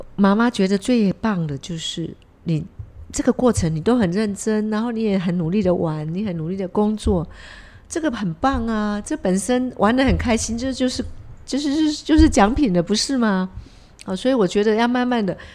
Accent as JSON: {"language": "Chinese", "country": "Taiwan", "said": "我们台湾人本来就是爱竞争了"}